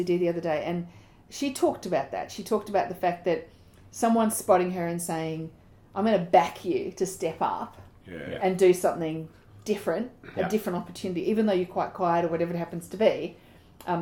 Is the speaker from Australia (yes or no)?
yes; Australia; we grew up in Australian society